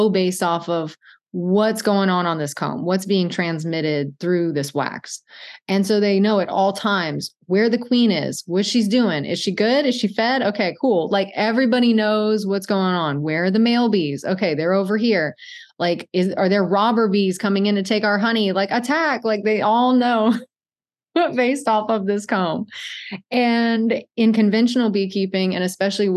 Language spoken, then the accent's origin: English; Cajun, Louisiana, United States; I'm Cajun